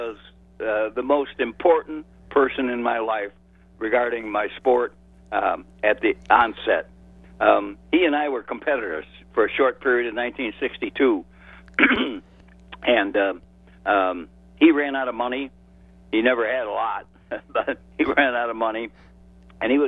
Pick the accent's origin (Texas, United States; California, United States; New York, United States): New York, United States; Rochester; moved away; also born or lived in Washington, D.C.; I went to Rochester, which was my hometown